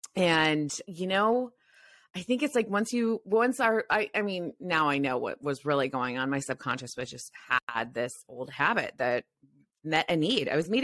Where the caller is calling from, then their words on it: San Francisco, California, United States; I'm calling from San Francisco, which is also like a party city. You can just, we have the Peter Pan syndrome here where like people are in their 50s and they're still partying and they're, you know, they haven't settled down